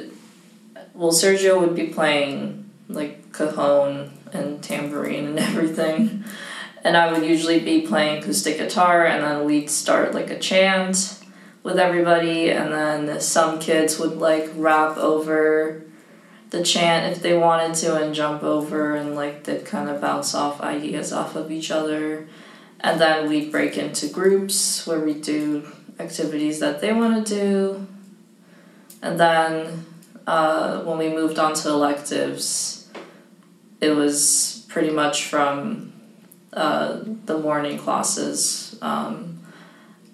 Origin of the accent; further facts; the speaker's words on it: Yokohama, Kanagawa, Japan; I was born in Yokohama, Japan